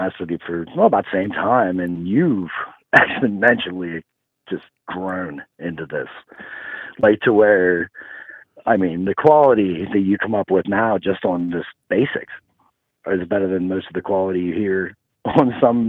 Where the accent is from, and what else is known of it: Pennsylvania, United States